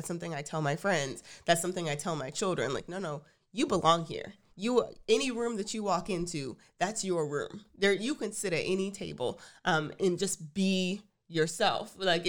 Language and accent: English; Texas, United States; I'm from Texas. I really like Tex-Mex.